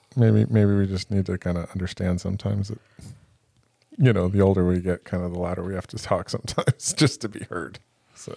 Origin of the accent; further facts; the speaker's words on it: Encinitas, California, United States; now in Oceanside, United States; I grew up in Encinitas and I live in Oceanside